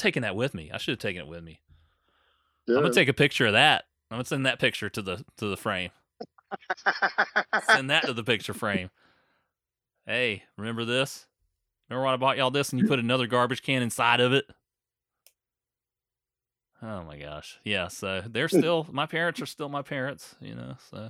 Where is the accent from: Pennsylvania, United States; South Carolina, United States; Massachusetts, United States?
South Carolina, United States; We're both from South Carolina, so I'll take some credit. He learned it from me.